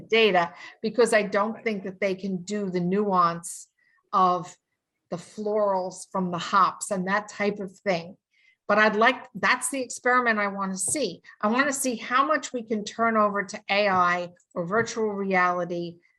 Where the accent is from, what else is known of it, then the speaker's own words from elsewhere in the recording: New York, United States; I'm from New York